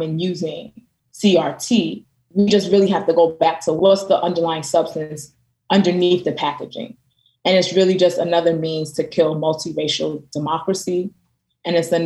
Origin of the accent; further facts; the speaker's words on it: New York City, New York, United States; now in Philadelphia, United States; I'm from Brooklyn, New York